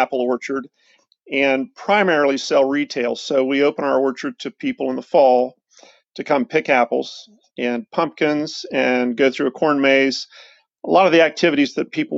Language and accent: English; Central Ohio, United States; Lynd Fruit Farm has been in Central Ohio for just over 100 years.